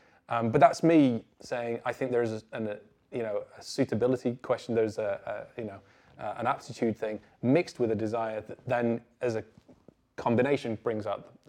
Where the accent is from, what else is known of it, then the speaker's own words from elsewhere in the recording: North West England, United Kingdom; I grew up in the Northwest in the 90s, it wasn't like this hotbed of kind of programming talent